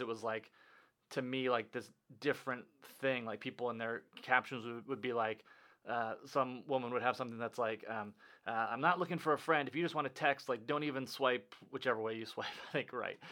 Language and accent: English; Minnesota, United States; growing up in Minnesota